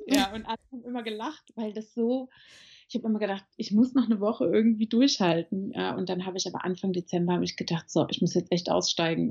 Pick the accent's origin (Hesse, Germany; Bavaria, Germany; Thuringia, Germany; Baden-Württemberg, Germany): Hesse, Germany; Marburg; moved away as an adult; now in Frankfurt, Germany; ich bin in Marburg an der Lahn geboren, also gar nicht so weit weg von hier